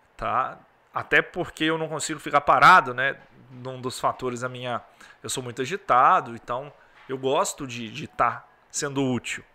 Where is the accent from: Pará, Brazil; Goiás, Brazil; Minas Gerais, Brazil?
Minas Gerais, Brazil; Governador Valadares; Sou aqui de Valadares, uma cidade quente